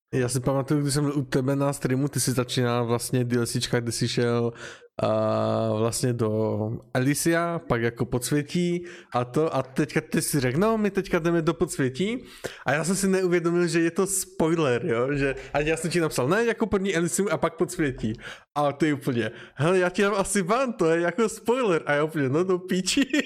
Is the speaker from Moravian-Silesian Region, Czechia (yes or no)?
yes; Ostrava, Moravian-Silesian Region, Czechia; Já jsem z Ostravy